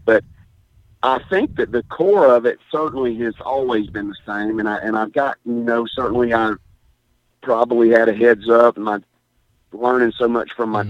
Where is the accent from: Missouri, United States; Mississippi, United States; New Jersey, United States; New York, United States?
Mississippi, United States; Hattiesburg; moved away as an adult; also born or lived in Picayune, Mississippi; born and raised in Picayune. Uh, in 1965. My dad was the coach there at Fitching High School from 60 to 71, and then we moved to Hattiesburg.